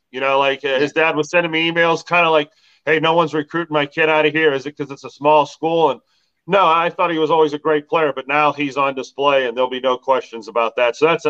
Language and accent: English; Canfield, Ohio, United States; my hometown Canfield